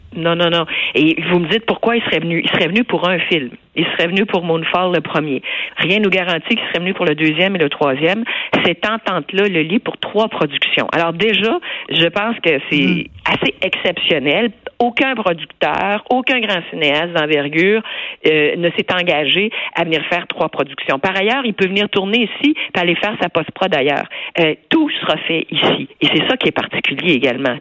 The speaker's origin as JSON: {"language": "French", "region": "Quebec", "country": "Canada"}